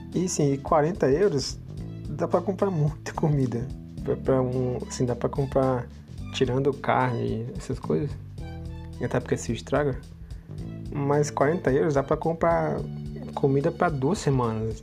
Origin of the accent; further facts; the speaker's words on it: Brazil; moved away; eu sou do Brasil